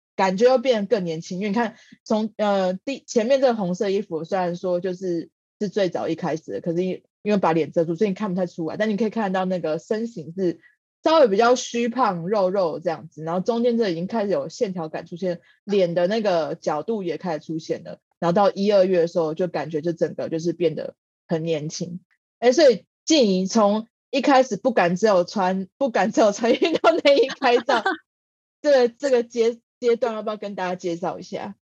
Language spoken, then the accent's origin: Chinese; Taiwan; 我们台湾人原本传统的家庭里面比较少有的元素